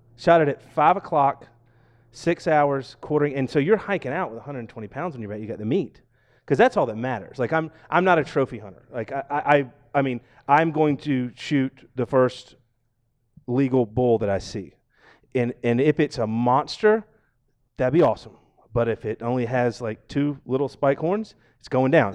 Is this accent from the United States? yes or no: yes; Georgia, United States; now in Seattle, United States; I'm from Georgia